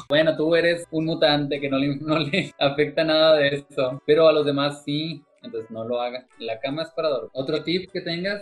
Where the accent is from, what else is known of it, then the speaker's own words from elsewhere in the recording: Cuauhtémoc, Mexico; also born or lived in China; yo soy de Cuauhtémoc